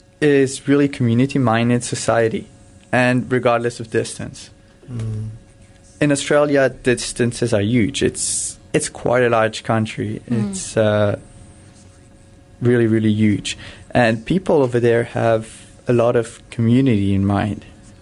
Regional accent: France; also born or lived in Cameroon; I was born in Cameroon. I lived there just for 1 year. I don't have any memories. That's where I was born due to medical reasons. It's a harsh climate over there. Mm. My parents decided to move back to France

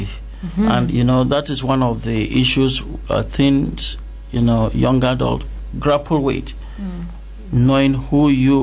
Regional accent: Nigeria; moved away as an adult; also born or lived in Eswatini / South Africa; now in Canada; I came from Nigeria.

